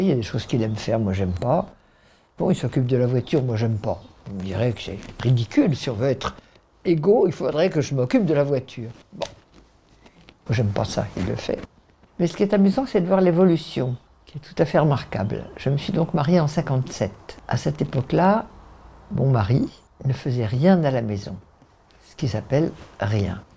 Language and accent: French; Paris, Île-de-France, France; Je vivais à Paris avec ma mère